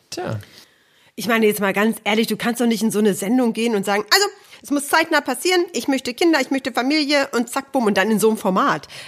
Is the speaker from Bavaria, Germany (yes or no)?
no; Aalen, Baden-Württemberg, Germany; born there; ich bin geboren in Aalen.